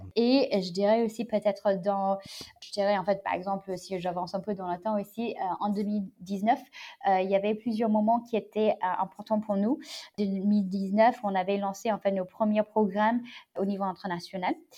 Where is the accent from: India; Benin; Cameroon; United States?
United States; French is a second language; moved away as an adult; also born or lived in China; now in Paris, France; je suis née en Chine, j'ai grandi aux États-Unis.